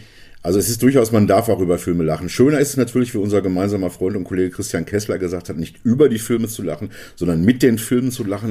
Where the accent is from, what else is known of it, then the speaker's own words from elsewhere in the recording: Hagen, North Rhine-Westphalia, Germany; bei uns in Hagen, meiner Heimatstadt Hagen